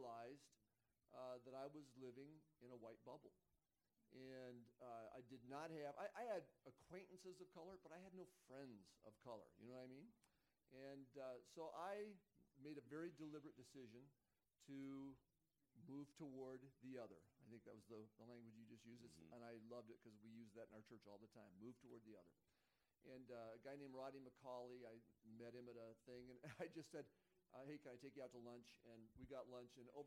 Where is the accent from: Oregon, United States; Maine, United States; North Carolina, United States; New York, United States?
Oregon, United States; Sweet Home; moved away as an adult; also born or lived in Eugene, Oregon; now in Spokane, United States; I grew up in Sweet Home, Oregon, a little logging town in the Cascade Mountains in Oregon, all white